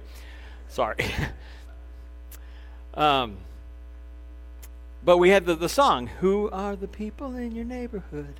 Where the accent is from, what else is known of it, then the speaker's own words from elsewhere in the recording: Crown Point, Indiana, United States; When I was growing up here in Northwest Indiana, I grew up in Crown Point